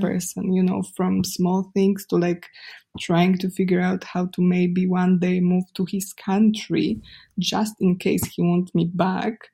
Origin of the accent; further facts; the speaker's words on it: Poland; accent: Polish; English is a second language; my sexy Polish accent